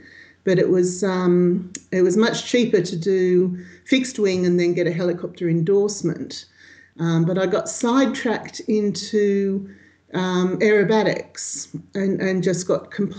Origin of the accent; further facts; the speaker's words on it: Wollongong, New South Wales, Australia; moved away; I'm originally from Wollongong, which is south of Sydney. And I travel. I travel on the road pretty permanently these days.